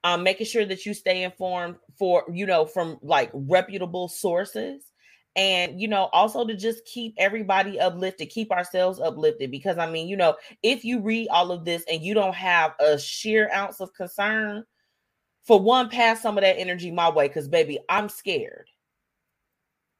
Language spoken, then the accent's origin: English; United States; as an American citizen